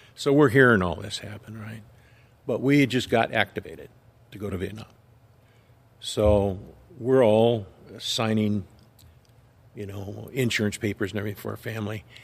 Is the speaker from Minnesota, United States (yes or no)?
no; Big Bear, California, United States; also born or lived in Lynwood, California / Downey, California; we lived in Linwood until I was five. Then, uh, my dad moved us to Big Bear